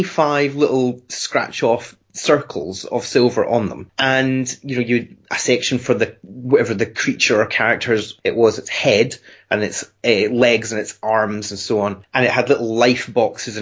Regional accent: United Kingdom; being a British kid

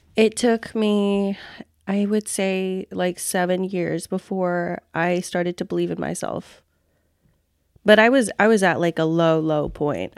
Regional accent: Fresno, California, United States; moved away as an adult; also born or lived in Cam Ranh Bay, Vietnam / Philippines; now in San Diego, United States; We relocated to Fresno, California, and that's, like, where, um, that's where I grew up.

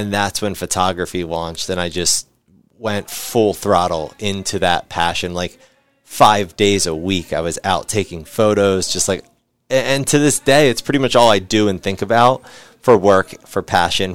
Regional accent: West Chester, Pennsylvania, United States; I grew up in Westchester, Pennsylvania

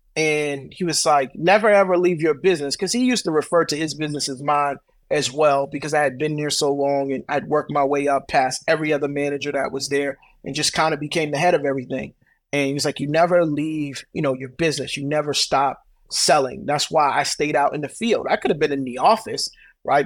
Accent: Brooklyn, New York, United States; I grew up in Brooklyn

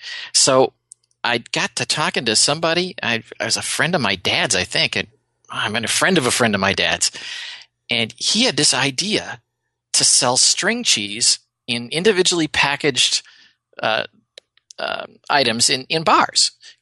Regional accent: Wisconsin, United States; Now, I grew up in Wisconsin, and you all know we're cheeseheads from Wisconsin.

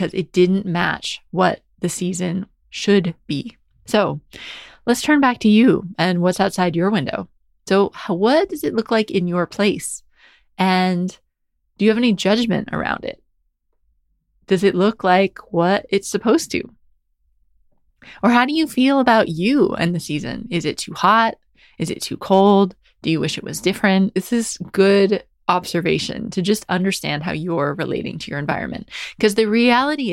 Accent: New Hampshire, United States; moved away as an adult; now in England, United Kingdom; So I grew up in New Hampshire, which is near Boston in the northeast of the United States.

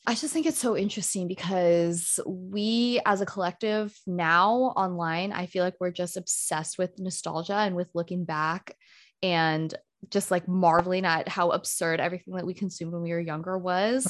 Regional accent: United States; I, as a Filipino American

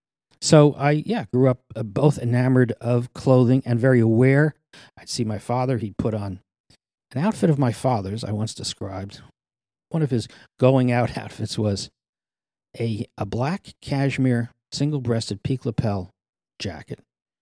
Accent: New Jersey, United States; Of course, the big deal for anybody growing up in New Jersey was to get into Manhattan.

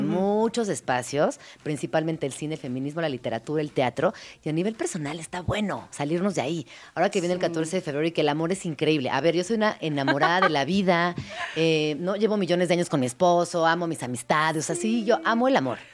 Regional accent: Mexico City, Mexico; como soy chilanga

